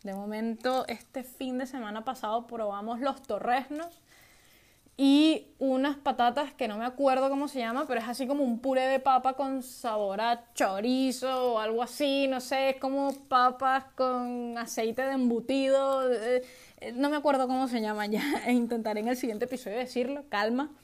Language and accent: Spanish; Venezuela; now in Spain; soy de Venezuela